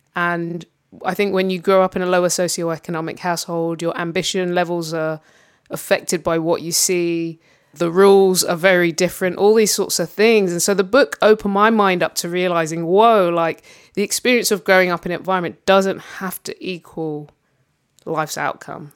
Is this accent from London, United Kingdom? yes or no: yes; London, United Kingdom; growing up in London